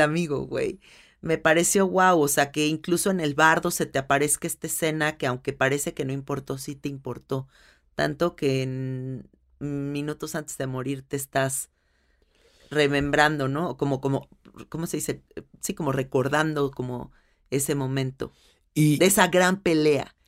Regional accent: Mexico City, Mexico; una película que es tan de donde yo soy

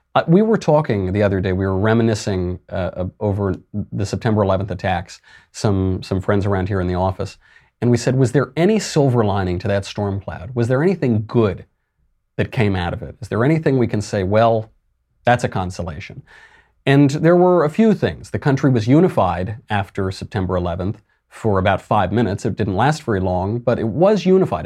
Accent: New York, United States; I speak as a New Yorker, and as a little kid when it happened, it, you felt it so viscerally in New York

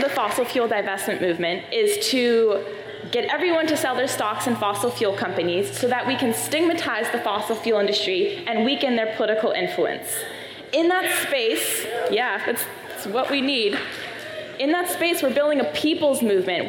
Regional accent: Maine, United States; my home state of Maine

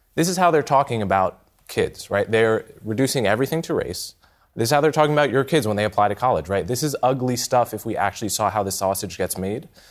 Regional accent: United States; as an American

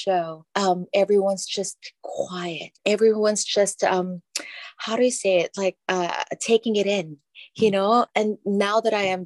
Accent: Philippines; moved away; growing up in the Philippines

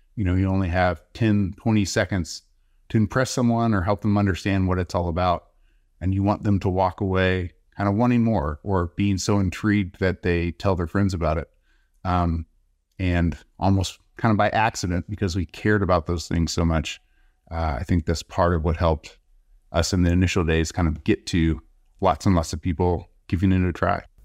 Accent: Texas, United States; moved away as an adult; also born or lived in Bay Area, California; I'm originally from Texas, came out to California, Bay Area for school

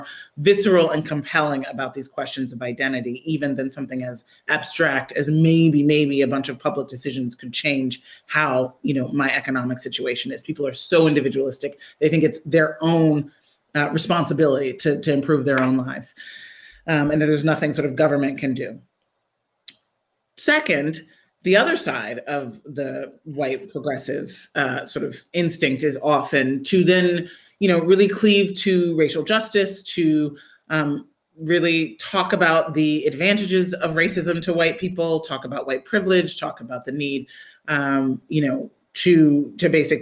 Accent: Midwest, United States; I grew up in the Midwest

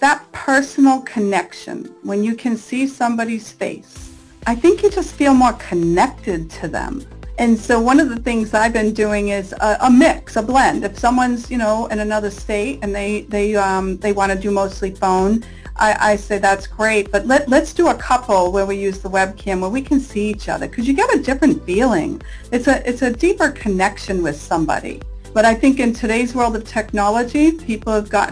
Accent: Rhode Island, United States; now in California, United States; I'm from Rhode Island on the East Coast.

